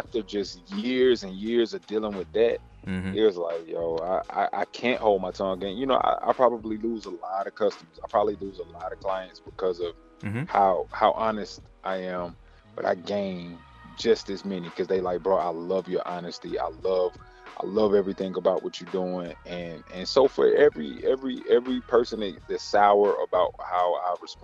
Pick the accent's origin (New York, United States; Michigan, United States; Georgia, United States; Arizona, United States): Georgia, United States; Decatur; also born or lived in Conyers, Georgia; I'm born and raised right here in the city, man. I'm from Decatur, Georgia